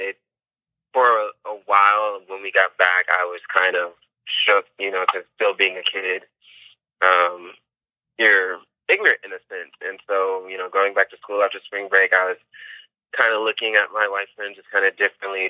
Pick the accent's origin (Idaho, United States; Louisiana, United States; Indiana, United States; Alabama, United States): Indiana, United States; My hometown is Indiana, so racism isn't something um, new, of course, especially coming from such a conservative state. That's something that I've seen. I've seen at a young age, um, just growing up there